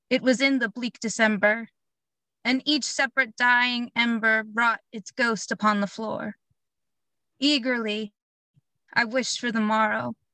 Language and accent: English; Blackwood, New Jersey, United States; I'm from Blackwood, New Jersey.